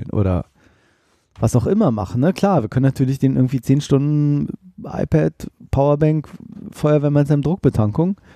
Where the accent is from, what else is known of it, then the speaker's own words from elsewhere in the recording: Germany; Das heißt, wenn du gesagt hast, wir kommen aus Germany, ah, Football.